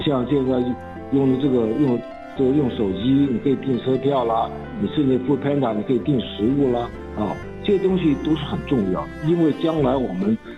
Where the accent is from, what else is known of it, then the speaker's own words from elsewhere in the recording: Taiwan; 我从小在眷村玩的时候，就是小孩的，我就是就是玩，玩伴的孩子头啊